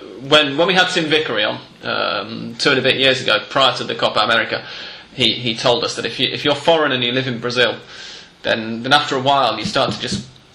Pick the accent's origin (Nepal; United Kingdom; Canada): United Kingdom; England; now in Argentina; both of us as English people